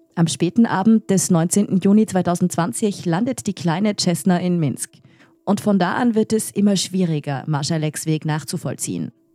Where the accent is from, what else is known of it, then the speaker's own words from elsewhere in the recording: Austria; in Österreich wundern wir uns